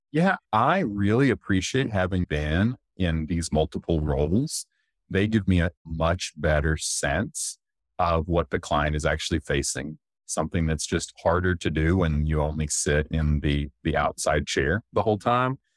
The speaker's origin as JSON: {"language": "English", "town": "Duncan", "region": "Oklahoma", "country": "United States", "tie": "born or raised there", "moved": "as an adult", "said": "I grew up in Duncan, Oklahoma, which is, for Oklahoma, it's a medium-sized city."}